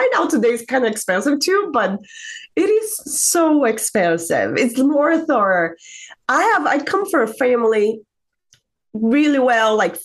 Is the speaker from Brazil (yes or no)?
yes; Brazil; moved away as an adult; now in United States; I'm from Brazil, originally from Brazil, came to the United States 2009.